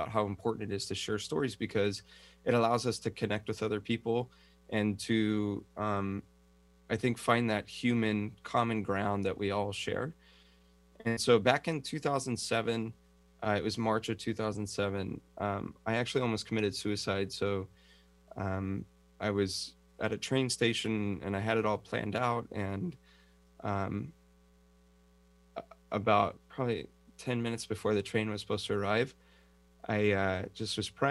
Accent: San Francisco Bay Area, California, United States; born or raised there; moved away as an adult; also born or lived in Los Angeles, California, United States; now in Kauai, United States

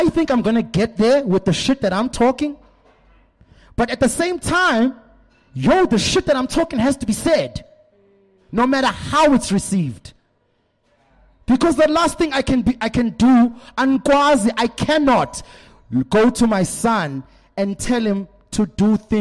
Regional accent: South Africa; I'm from South Africa

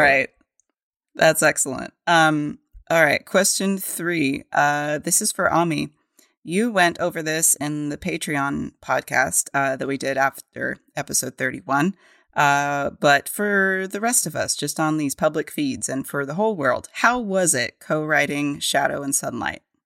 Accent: New Mexico, United States; we grew up in New Mexico

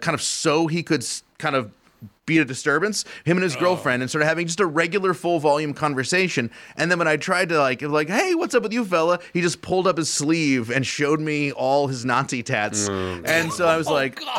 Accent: Paducah, Kentucky, United States; I'm from Paducah

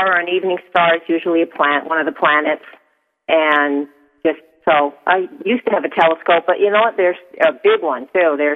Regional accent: Portsmouth, New Hampshire, United States; moved away as an adult; I grew up in New Hampshire on the seacoast in Portsmouth.

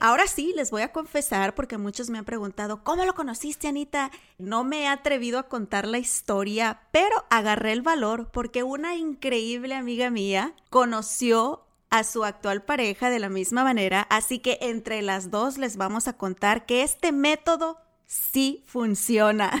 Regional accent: Mexico; como mexicana. Nuestra cultura todavía es súper conservadora

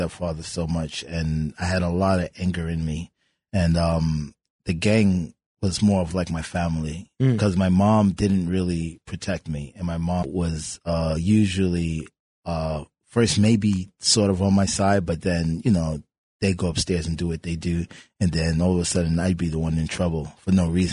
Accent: New York City, New York, United States; I grew up in Marble Projects in Brooklyn

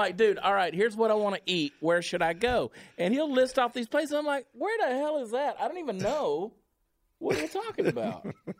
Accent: Augusta, Georgia, United States; now in Dallas-Fort Worth, United States; I grew up in Augusta, Georgia, where we didn't have brisket. We got pork barbecue.

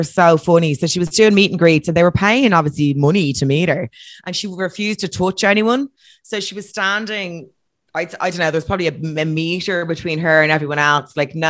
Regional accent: Ireland; Ireland, we feel that we're very important

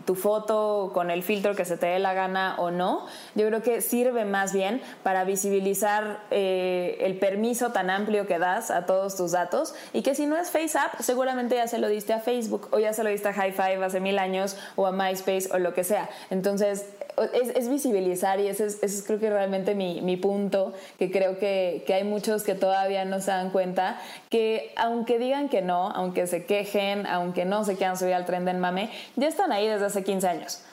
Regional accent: Mexico

